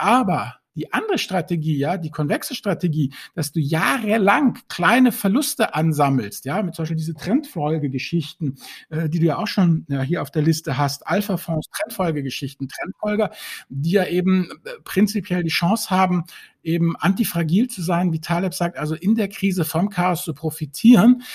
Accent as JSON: {"language": "German", "country": "Germany", "said": "als Deutsche"}